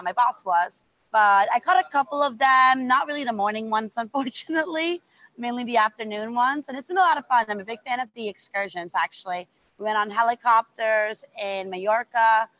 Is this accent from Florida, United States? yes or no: yes; Miami, Florida, United States; I'm from Miami